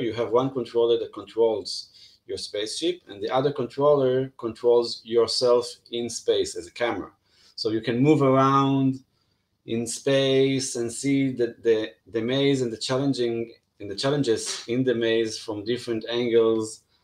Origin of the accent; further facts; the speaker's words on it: Israel; i come from Israel